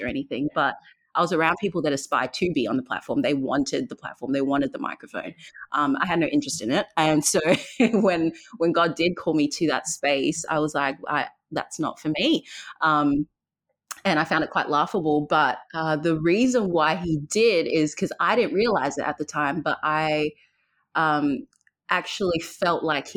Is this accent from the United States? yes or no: no; Perth, Western Australia, Australia; also born or lived in Zambia; born in Zambia. I moved to Perth when I was 9 years old. I've lived here since